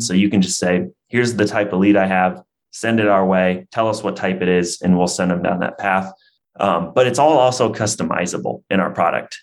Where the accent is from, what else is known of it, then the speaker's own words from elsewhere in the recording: Iowa, United States; born and raised in Iowa